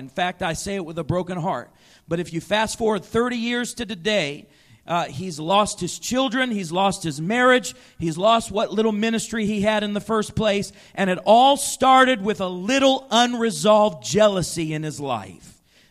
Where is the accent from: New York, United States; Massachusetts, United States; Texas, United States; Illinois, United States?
Illinois, United States; Chicago; I remember seeing this very thing happen up close and personal in the life of a man in our church growing up in Chicago.